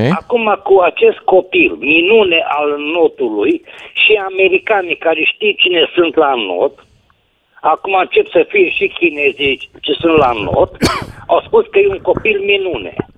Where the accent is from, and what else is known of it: Oradea, Bihor County, Romania